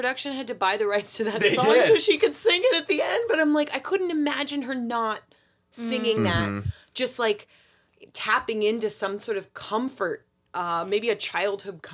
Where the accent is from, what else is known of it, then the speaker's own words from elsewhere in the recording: New Jersey, United States; I'm from New Jersey